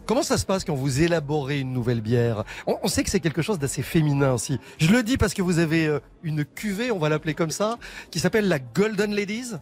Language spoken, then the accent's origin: French; Belgium; moved away; je suis belge d'origine